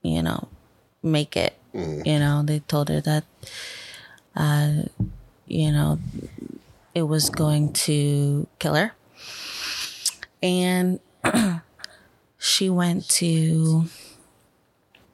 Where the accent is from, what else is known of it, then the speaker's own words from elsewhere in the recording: Bethlehem, Pennsylvania, United States; I was born in Bethlehem, Pennsylvania